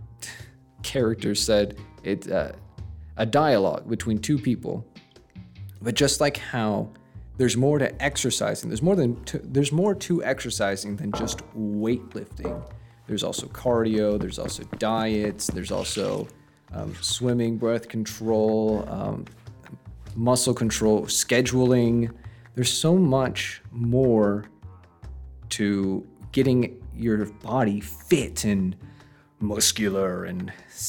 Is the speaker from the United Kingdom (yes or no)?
no; Texas, United States; I'm from Texas